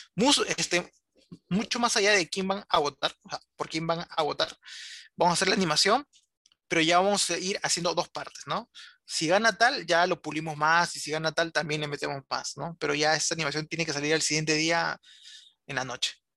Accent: Lima, Peru; como bastantes limeños

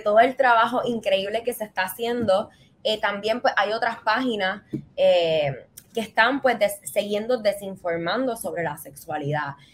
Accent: Puerto Rico; moved away as an adult; also born or lived in Barcelona; como boricua

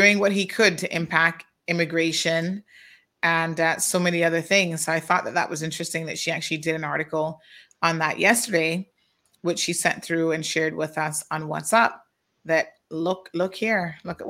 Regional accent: Cayman Islands; we're British territory, but we're probably not as British as you would think

